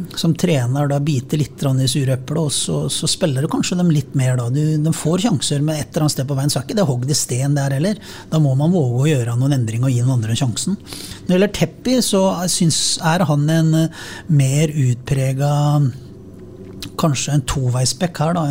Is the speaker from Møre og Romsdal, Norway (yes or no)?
no; Sarpsborg, Østfold, Norway; som sarping